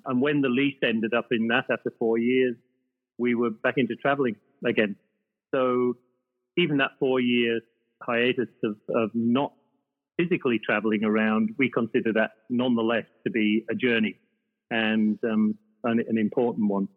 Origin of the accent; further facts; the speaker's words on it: the north of England, United Kingdom; moved away as an adult; also born or lived in Ireland; now in Australia; I was brought up in the north of England, although I identify as being Irish because that's where I was born